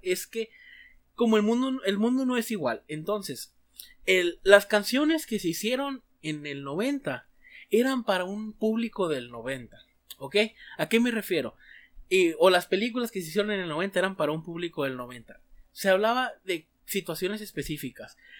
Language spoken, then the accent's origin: Spanish; Mexico